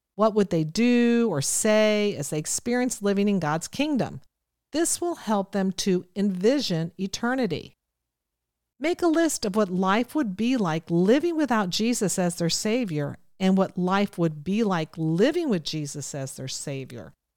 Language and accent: English; Ohio, United States; I come from Ohio, so you'll hear me say I wanna, I'm gonna.